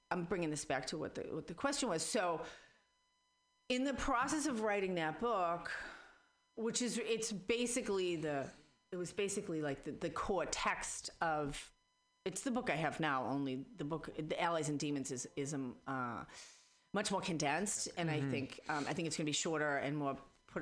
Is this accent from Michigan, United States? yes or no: no; Boston, Massachusetts, United States; accent: Boston; now in San Francisco Bay Area, United States; I was raised in Boston